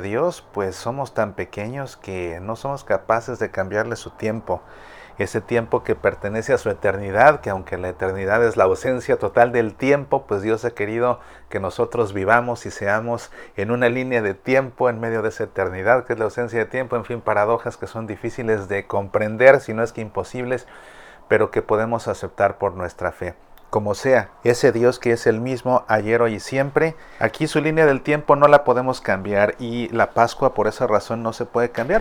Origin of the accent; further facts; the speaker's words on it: Mexico; como mexicanos